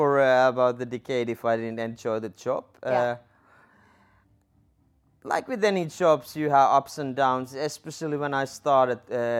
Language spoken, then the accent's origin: English; Lapland, Finland; English is a second language; So I'm originally from Sami reindeer herding family, north from Inari